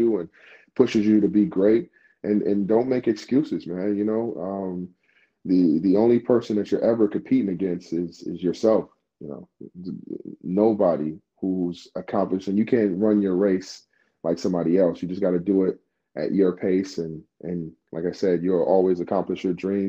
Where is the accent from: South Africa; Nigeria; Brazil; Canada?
Nigeria; moved away; me being Nigerian